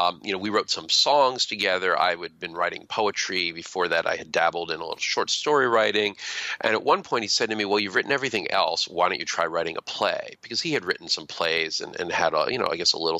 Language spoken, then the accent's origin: English; near Philadelphia, Pennsylvania, United States; I grew up near Philadelphia